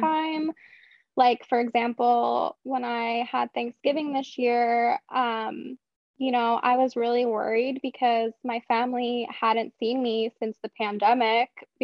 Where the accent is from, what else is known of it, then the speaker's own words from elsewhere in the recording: Philadelphia, Pennsylvania, United States; I am from Philadelphia